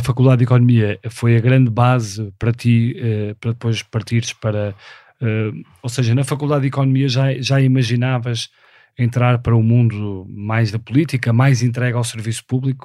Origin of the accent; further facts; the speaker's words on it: Porto, Norte, Portugal; nasci no Porto em 1976